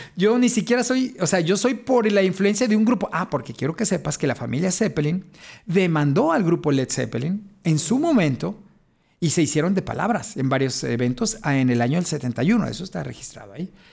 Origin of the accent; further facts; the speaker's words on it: Guadalajara, Jalisco, Mexico; yo soy de Jalisco, de Guadalajara